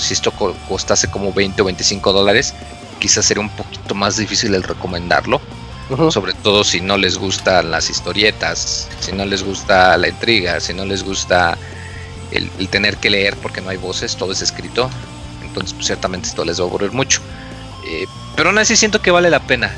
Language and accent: Spanish; Mexico